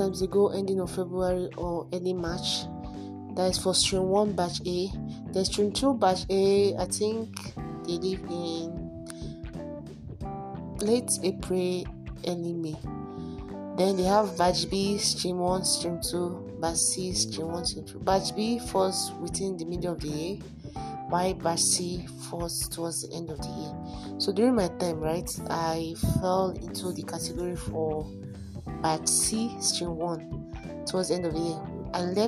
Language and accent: English; Port Harcourt, Rivers State, Nigeria; I grew up in Port Harcourt. I was giving birth to in Port Harcourt. I stayed in Port Harcourt all my life